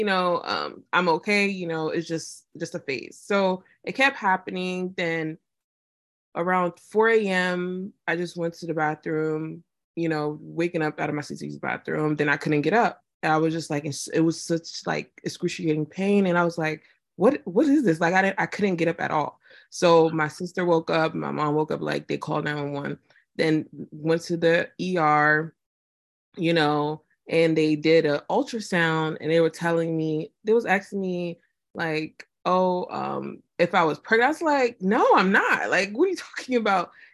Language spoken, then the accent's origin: English; Nigeria; now in Houston, United States; I'm Nigerian, of course, Ogun State dad, Delta State mom.